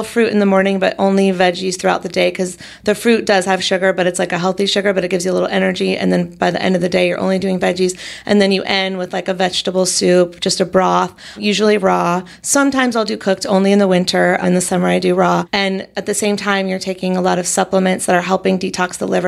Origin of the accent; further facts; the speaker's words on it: North Carolina, United States; now in California, United States; So I'm from North Carolina, and when I moved to California